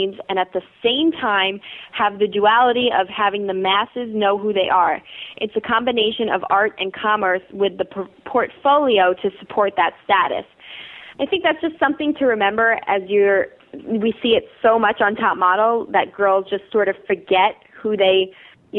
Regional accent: Long Island, New York, United States; I actually am from New York, and I grew up in Long Island

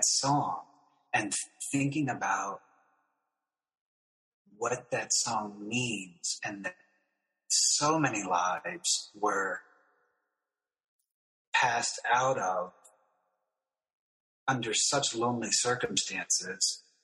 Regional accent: Union County, North Carolina, United States; I grew up in Union County, North Carolina, so there was a lot of country.

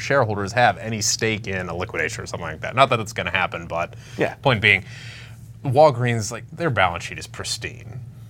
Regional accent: Ohio, United States; born and bred in Ohio.

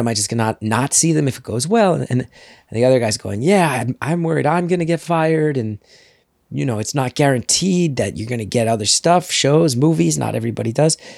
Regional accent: New Jersey, United States; moved away as an adult; also born or lived in New York City / Los Angeles; I grew up in Jersey. I came back here

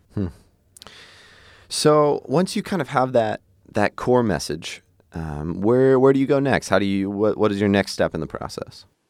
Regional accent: Hershey, Pennsylvania, United States; I grew up in Hershey, Pennsylvania, so it's like, that's where they make the candy

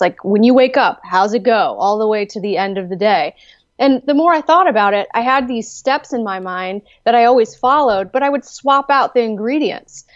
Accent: Gaithersburg, Maryland, United States; moved away as an adult; also born or lived in Chicago; now in West Virginia, United States; I did grow up in Maryland

